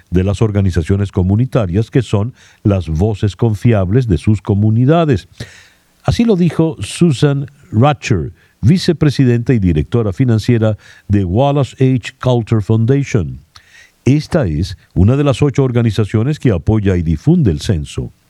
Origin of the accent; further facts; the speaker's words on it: Venezuela; now in United States; Soy venezolano, tengo cuatro años viviendo acá en Estados Unidos.